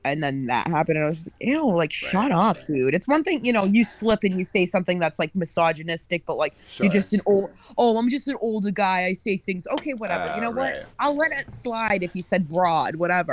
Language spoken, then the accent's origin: English; Worcester, Massachusetts, United States; moved away as an adult; now in New York, United States; I was born, raised, and bred there